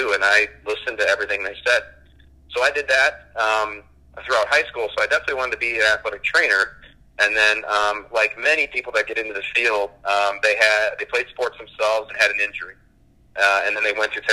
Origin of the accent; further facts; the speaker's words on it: Chicago, Illinois, United States; I grew up in the Chicago area